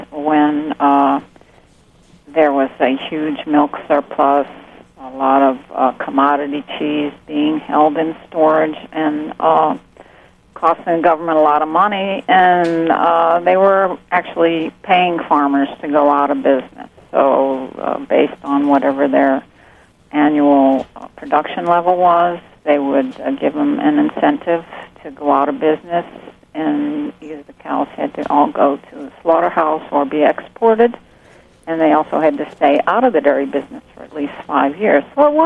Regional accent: the South, United States; now in Alabama, United States; I grew up in the South, so it feels very natural to be here.

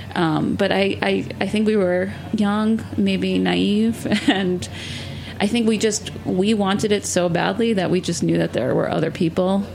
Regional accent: New York City, New York, United States; growing up in New York City

